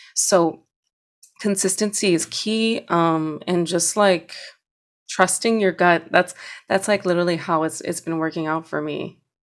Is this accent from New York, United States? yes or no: yes; New York City, New York, United States; where I'm from, I'm from Hunts Point, like, it is dangerous